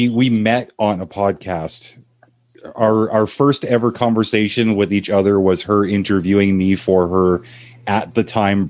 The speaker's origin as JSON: {"language": "English", "country": "Canada", "said": "she's American, I'm Canadian"}